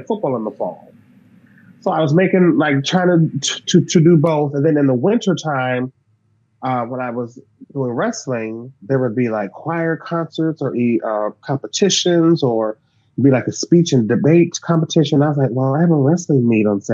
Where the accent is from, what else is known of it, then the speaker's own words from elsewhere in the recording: Davenport, Iowa, United States; I grew up in Iowa, and Iowa's huge for wrestling